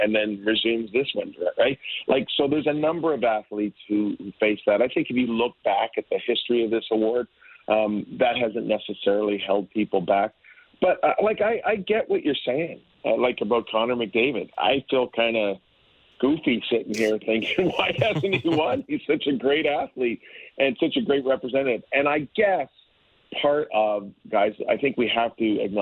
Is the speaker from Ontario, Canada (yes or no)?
yes; Hamilton, Ontario, Canada; from Hamilton, Ontario, my hometown